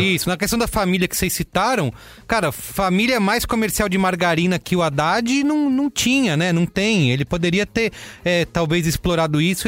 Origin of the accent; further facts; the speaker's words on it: São Paulo, Brazil; eu sou de São Paulo